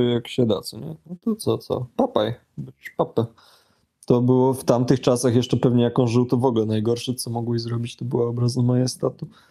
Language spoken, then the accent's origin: Polish; Poland; jestem z Polski